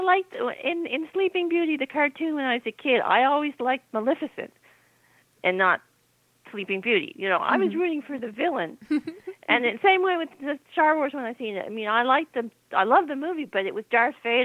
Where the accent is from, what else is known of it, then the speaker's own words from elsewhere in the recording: Nova Scotia, Canada; I grew up in Nova Scotia